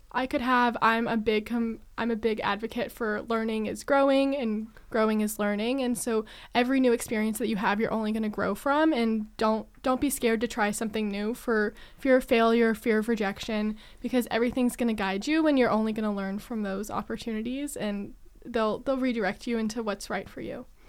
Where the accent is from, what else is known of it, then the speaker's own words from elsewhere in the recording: Lexington, Kentucky, United States; moved away as an adult; also born or lived in Michigan; now in East Lansing, United States; I'm originally from Lexington, Kentucky, um, right where the University of Kentucky is located, and I wanted the big college experience, but still able to spread my wings and kind of leave my hometown